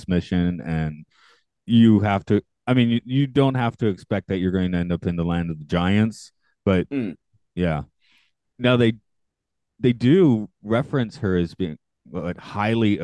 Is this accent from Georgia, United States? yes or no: yes; Georgia, United States; I'm from Georgia.